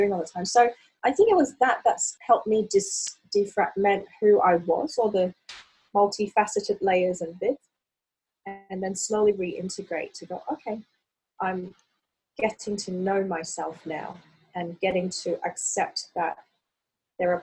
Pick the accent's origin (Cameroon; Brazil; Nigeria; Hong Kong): Hong Kong; the way I grew up in Hong Kong